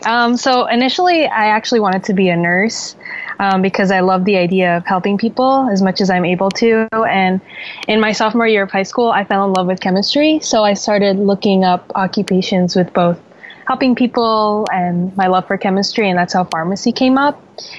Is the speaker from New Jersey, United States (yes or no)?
yes; Jersey City, New Jersey, United States; moved away as an adult; also born or lived in Philadelphia; So I was born and raised in Jersey City, New Jersey, which is about 20 minutes from New York City. So that's as big of a city as you can get.